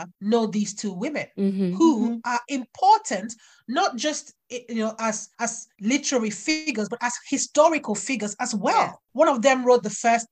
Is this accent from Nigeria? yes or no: yes; Nigeria; moved away as an adult; also born or lived in United Kingdom (birthplace); now in United Kingdom; I grew up in Nigeria knowing full well that I was going to come back here to where I was born